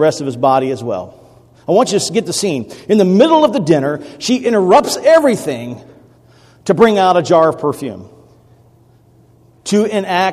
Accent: Millington, Tennessee, United States; My hometown is Millington, Tennessee

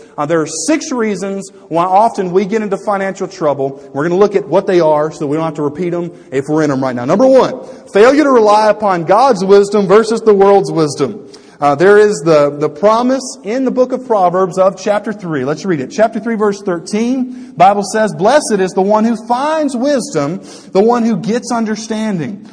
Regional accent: United States; I'm an American

